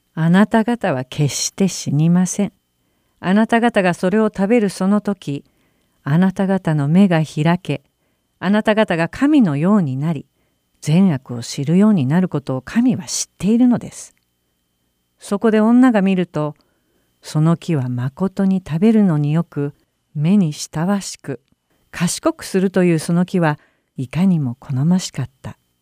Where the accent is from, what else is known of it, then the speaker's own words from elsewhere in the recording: Japan; 周りの人に気配りができる日本の文化に生まれ育った